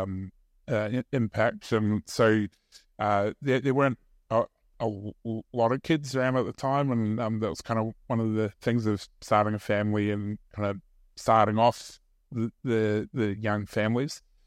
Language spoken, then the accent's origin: English; New Zealand; moved away; I grew up in New Zealand